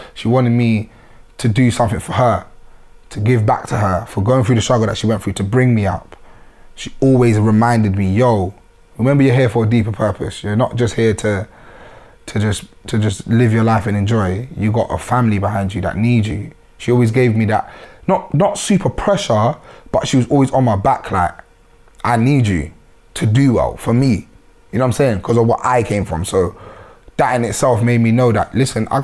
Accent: London, United Kingdom; being from the area

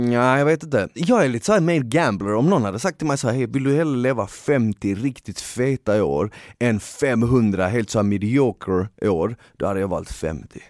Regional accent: Bosnia & Herzegovina; moved away; jag är född i Bosnien

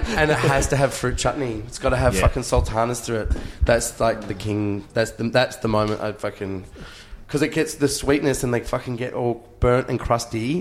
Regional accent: Australia; I'm really proud of being Australian.

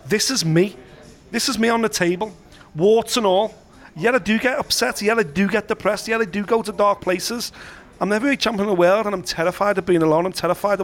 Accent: United Kingdom; I'm here now as a British boxing fan that's been coming to Vegas since 2000, 20 years.

